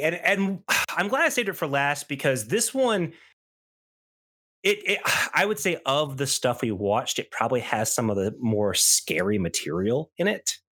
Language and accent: English; the South, United States; millennial growing up in the South